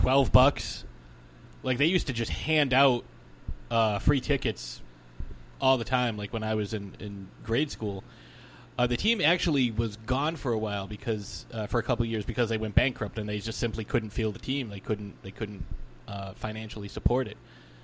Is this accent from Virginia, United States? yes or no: no; Worcester, Massachusetts, United States; they are moving to my hometown of Worcester in 2021. And Worcester, for people who don't know, Worcester is actually the second largest city in New England.